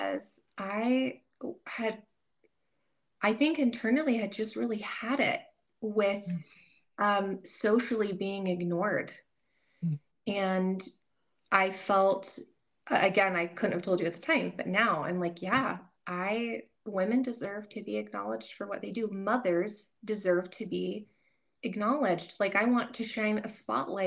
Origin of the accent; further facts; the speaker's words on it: United States; we were raised in America